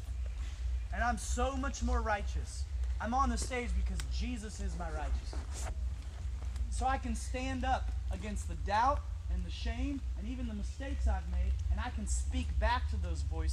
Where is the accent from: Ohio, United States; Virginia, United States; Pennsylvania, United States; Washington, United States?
Virginia, United States; Fredericksburg; I grew up in Fredericksburg, Virginia